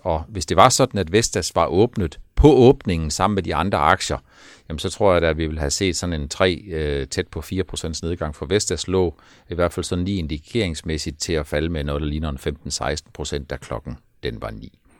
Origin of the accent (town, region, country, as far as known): Denmark